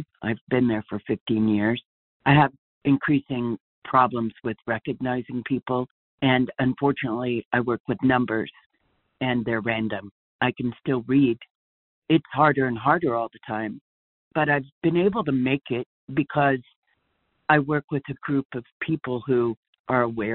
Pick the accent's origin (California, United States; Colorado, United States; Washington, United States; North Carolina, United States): Colorado, United States; Denver; I'm from Denver, Colorado